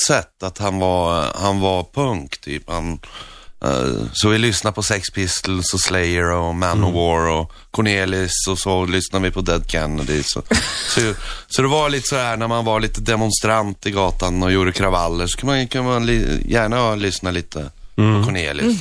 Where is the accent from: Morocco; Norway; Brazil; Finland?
Norway; Northern Norway; Swedish is a second language; moved away; jag växte upp i norra Norge